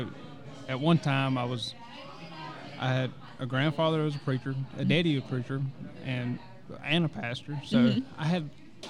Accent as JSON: {"language": "English", "region": "Louisiana", "country": "United States", "tie": "born or raised there", "said": "I'm 27. I'm from Gene, Louisiana. Mm-hmm. All my life."}